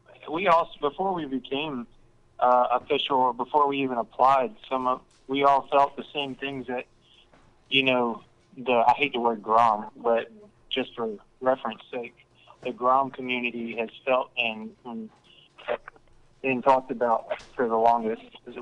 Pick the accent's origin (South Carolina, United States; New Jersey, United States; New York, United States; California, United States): South Carolina, United States; We're from South Carolina and we ride mopeds.